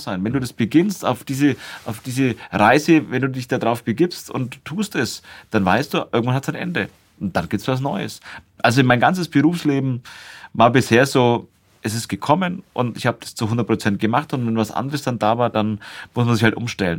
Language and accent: German; Nuremberg, Bavaria, Germany; ich bin ja hier in Nürnberg in einem Internat aufgewachsen